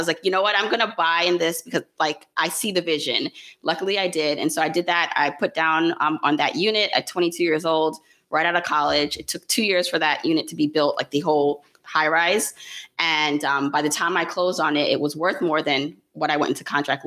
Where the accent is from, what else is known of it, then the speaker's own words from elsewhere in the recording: New York City, New York, United States; also born or lived in Jamaica; I was born in Jamaica, the island, raised in Brooklyn